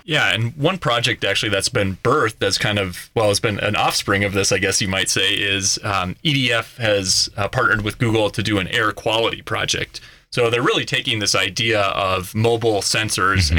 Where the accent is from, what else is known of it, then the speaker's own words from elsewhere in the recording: Minnesota, United States; moved away as an adult; now in Colorado, United States; I actually grew up on a dairy farm in Minnesota